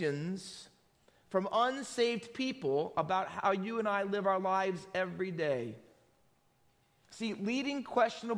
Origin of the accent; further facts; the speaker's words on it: New Jersey, United States; also born or lived in London, United Kingdom; My dad was stationed here with Mobile Oil Company for about 18 months, and I was born here